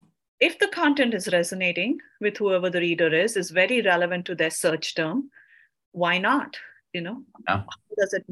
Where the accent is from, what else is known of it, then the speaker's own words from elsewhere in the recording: India; because I came from India and I waited for my work permit.